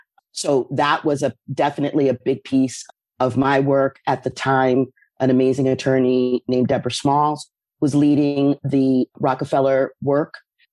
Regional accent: Massachusetts, United States; moved away as an adult; now in New York, United States; I came to New York from Western Massachusetts in 1989.

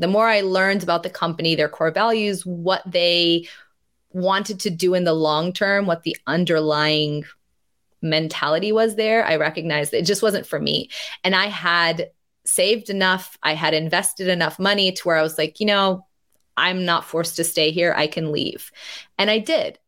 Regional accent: United States; growing up in the United States

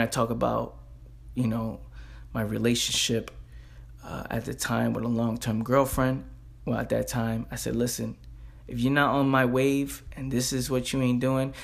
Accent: New York City, New York, United States; I'm a kid from the Bronx

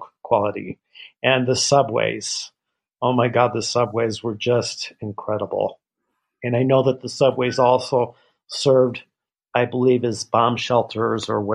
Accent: Midwest, United States; moved away; the political propaganda that I was raised with, I'm from the Midwest originally

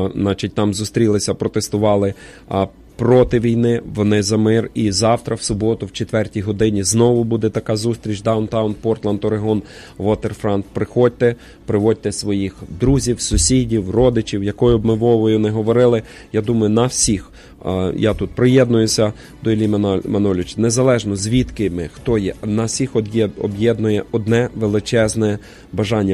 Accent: Ukraine; now in Portland, United States; всі ми з вами, вихідці з України

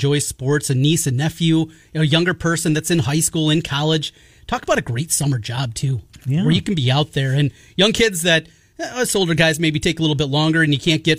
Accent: North Iowa, United States; moved away as an adult; now in Central Iowa, United States; I'm from North Iowa

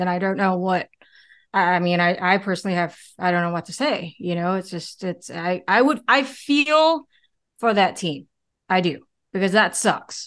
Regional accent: United States; now in Singapore; I grew up in America.

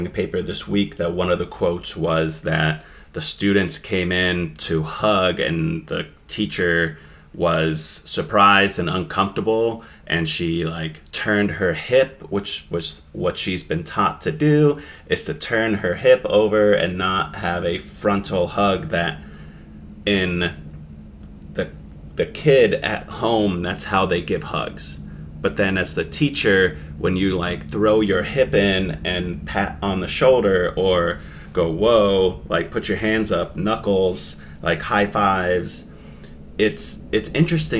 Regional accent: Finland; moved away; growing up in Finland, where we have by far the largest personal space in the world

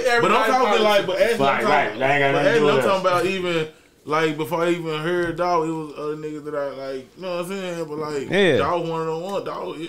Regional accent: Arkansas, United States; I'm from Arkansas, but we really like we grew up on like on Memphis and shit. Like where I'm from, the part of Arkansas I'm from.

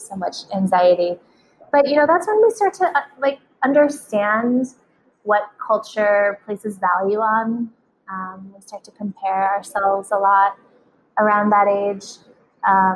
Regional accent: Sedona, Arizona, United States; We grew up in Sedona, Arizona

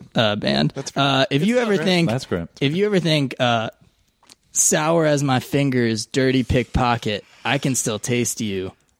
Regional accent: Florida, United States; accent: drawl; I'm from Florida.

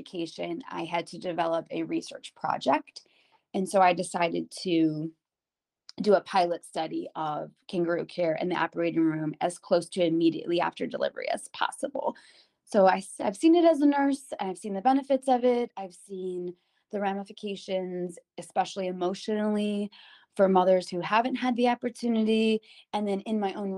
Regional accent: Cleveland, Ohio, United States; I was born and raised here in Cleveland

